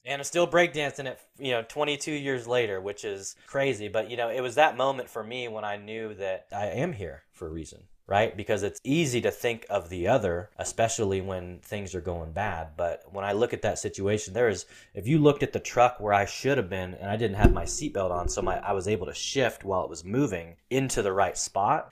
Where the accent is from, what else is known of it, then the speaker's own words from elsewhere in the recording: Portland, Oregon, United States; I'm this poor kid growing up in Portland